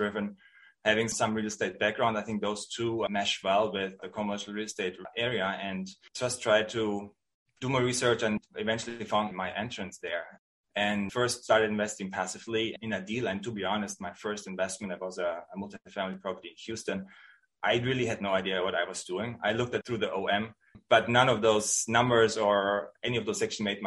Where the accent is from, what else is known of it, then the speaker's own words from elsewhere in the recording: outside of the Munich area, Bavaria, Germany; English is a second language; moved away as an adult; now in San Francisco, United States; I'm born and raised in Germany. I grew up outside of the Munich area